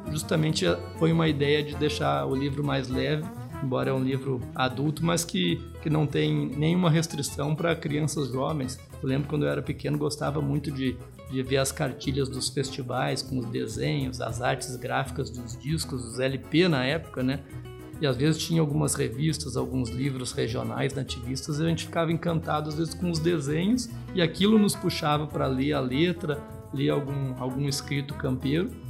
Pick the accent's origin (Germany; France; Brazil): Brazil; Santa Maria, Rio Grande do Sul; moved away; also born or lived in Tocantins / Goiás; sou natural de Santa Maria